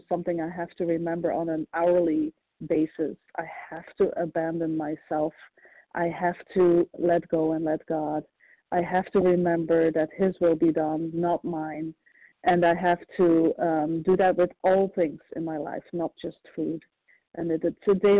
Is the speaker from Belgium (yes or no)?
yes; Belgium; also born or lived in Florida; now in Ohio, United States; I'm originally from Belgium, living in Ohio, and currently in Florida